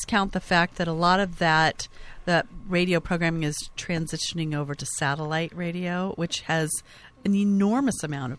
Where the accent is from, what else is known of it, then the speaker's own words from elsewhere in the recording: Southern California, United States; people that you and I grew up with here in Southern California